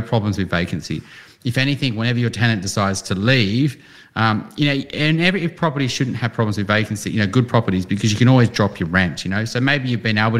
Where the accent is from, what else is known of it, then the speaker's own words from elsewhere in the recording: Newcastle, New South Wales, Australia; moved away; when I grew up in Newcastle and I'm like, that's nowhere near the city